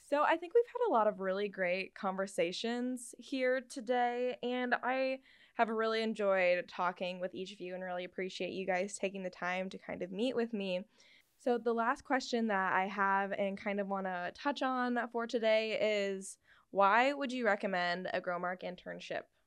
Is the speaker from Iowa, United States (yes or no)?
yes; Iowa, United States; I'm also from Iowa